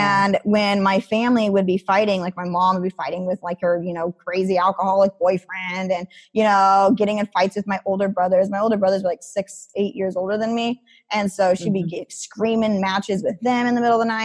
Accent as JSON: {"language": "English", "region": "Idaho", "country": "United States", "tie": "born or raised there", "said": "growing up in Idaho"}